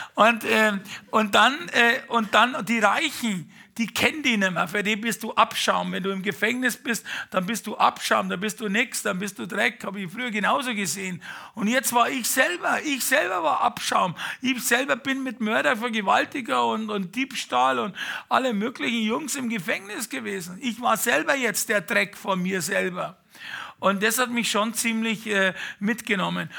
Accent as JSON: {"language": "German", "region": "Bavaria", "country": "Germany", "also_born_or_lived": "Munich / Fürstenfeldbruck", "said": "wie man so als Bayer halt mal ist"}